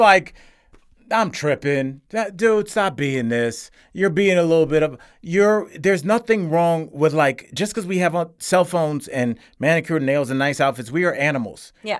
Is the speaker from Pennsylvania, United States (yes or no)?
no; Cleveland, Ohio, United States; I'm from Cleveland. I saw black folks, white folks, and Puerto Ricans